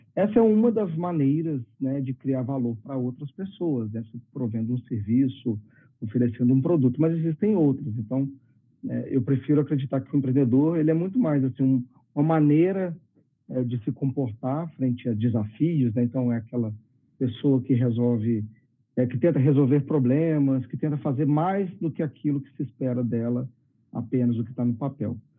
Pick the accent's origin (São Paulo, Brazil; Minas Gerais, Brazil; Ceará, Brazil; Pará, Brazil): Minas Gerais, Brazil; Belo Horizonte; also born or lived in India; eu, eu sou daqui de BH, estou falando de Belo Horizonte hoje, eu sou daqui também